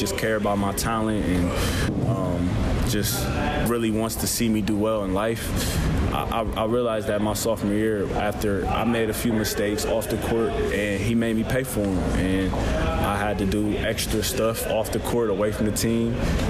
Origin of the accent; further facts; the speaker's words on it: Columbus, Ohio, United States; moved away as an adult; also born or lived in Ann Arbor, Michigan; I'm from Columbus, Ohio originally. Columbus has a special place in my heart. That's hometown.